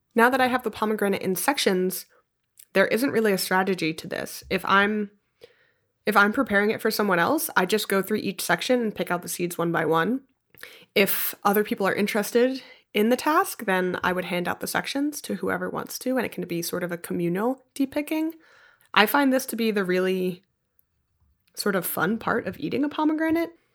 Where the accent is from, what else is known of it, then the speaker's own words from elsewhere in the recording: Philadelphia, Pennsylvania, United States; In Philly, some of the main streets are named after trees. So I grew up on Spruce Street